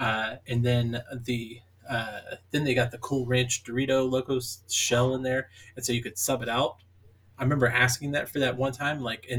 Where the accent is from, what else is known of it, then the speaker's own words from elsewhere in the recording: Dallas, Texas, United States; being from Dallas, Dallas is my hometown.